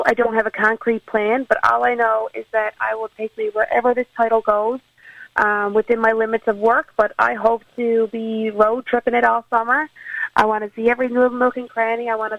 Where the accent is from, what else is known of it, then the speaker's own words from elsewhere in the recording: Newfoundland and Labrador, Canada; I am born and raised in Havergreen, Newfoundland. I grew up watching the Miss Newfoundland pageant at the TC Ball Square, which was a big event in my hometown.